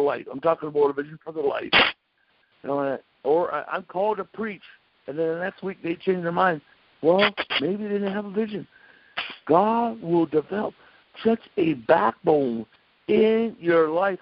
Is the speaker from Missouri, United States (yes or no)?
no; North Dakota, United States; I'm from North Dakota.